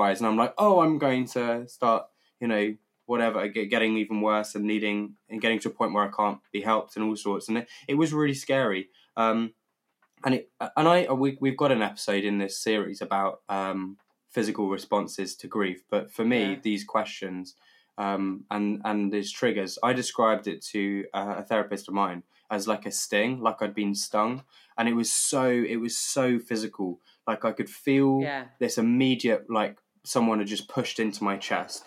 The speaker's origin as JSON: {"language": "English", "country": "United Kingdom", "said": "as a Brit"}